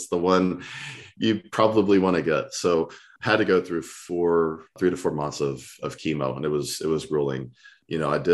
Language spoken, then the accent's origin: English; Texas, United States; I'm from Texas